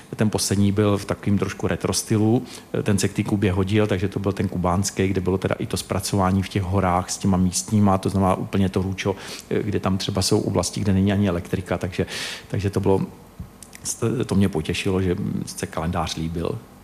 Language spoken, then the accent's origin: Czech; Czechia; jsme z Československa